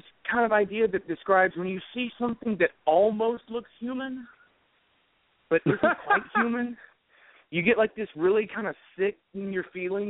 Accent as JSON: {"language": "English", "region": "Alabama", "country": "United States", "said": "Oh, I'm from Alabama. You don't have an accent."}